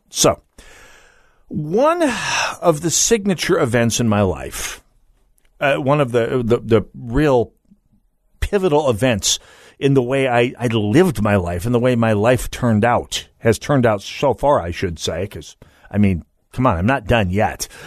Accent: Jamestown, North Dakota, United States; moved away; I grew up in central North Dakota.

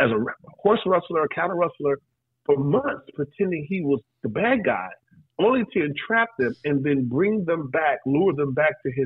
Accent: Texas, United States; growing up in Texas, law enforcement, my neighbors were cops

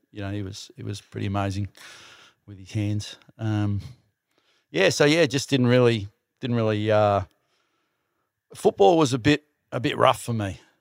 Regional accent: Melbourne, Victoria, Australia; I was born in Essendon

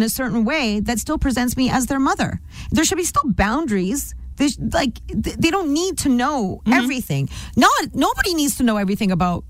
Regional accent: Canada; I'm not Indian, I'm Canadian.

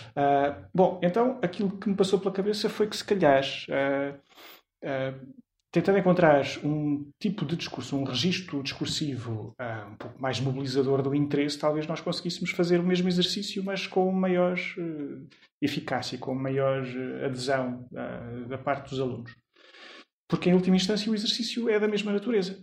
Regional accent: Lisbon, Portugal; also born or lived in Porto Alegre, Brazil; eu vim para Lisboa com um ano, um ano e pouco

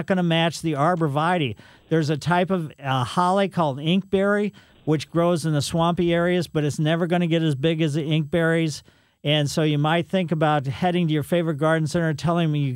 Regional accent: Ellisville, Missouri, United States; when I was a kid growing up in Ellisville

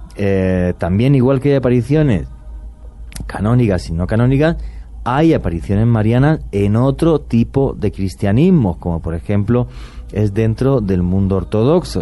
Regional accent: Spain; mi país

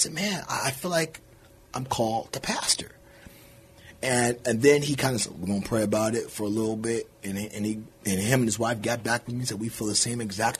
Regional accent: Bay Area, California, United States; moved away as an adult; now in Dilley, Texas, United States; So I'm from California. Don't hold that against me. I'm from the Bay Area

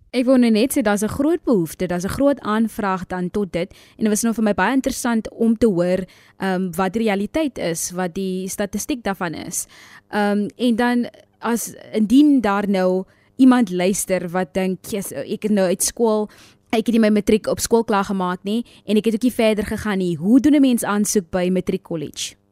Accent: South Africa

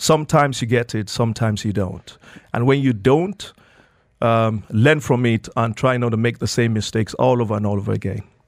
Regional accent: Nigeria; moved away as an adult; now in Dubai, United Arab Emirates; I grew up in Nigeria, um, spent my childhood in Nigeria

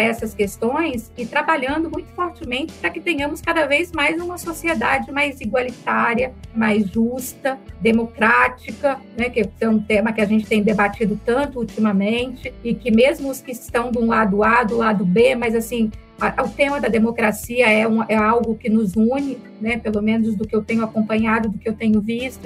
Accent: São Marcos, interior of Espírito Santo, Brazil; accent: capixaba (often mistaken for mineiro); moved away; Eu sou capixaba, eu sou do interior do Espírito Santo, de um distrito chamado São Marcos, que eu tenho muito orgulho de ser dessa região. É uma comunidade de imigrantes de italianos que, como grande parte do, né, a maioria dos imigrantes italianos que vieram para o Brasil para poder recomeçar suas vidas. E eu nasci e me criei nessa pequena comunidade

